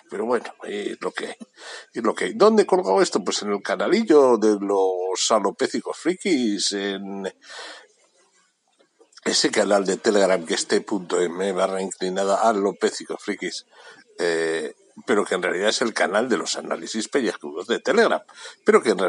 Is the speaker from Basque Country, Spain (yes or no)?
yes; Bilbao, Basque Country, Spain; no, me, no pasa nada, yo soy de Bilbao. Yo soy de Bilbao.